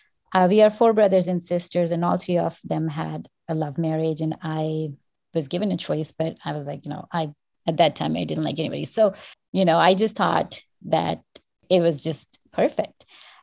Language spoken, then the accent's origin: English; Pakistan; moved away; 24 years ago, when I came from Pakistan, things were so different. I just went back again and I spent 10 days there.